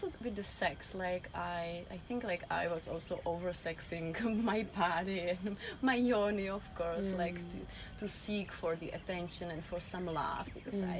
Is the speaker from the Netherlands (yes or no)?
no; Czechia; English is a second language; moved away; I'm originally from Czech Republic